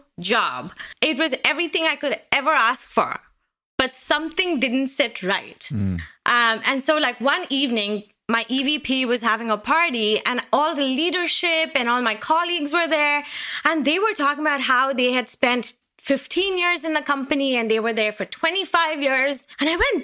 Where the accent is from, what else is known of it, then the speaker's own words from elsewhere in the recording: India; moved away as an adult; now in Seattle, United States; I moved to the United States from India in 2007.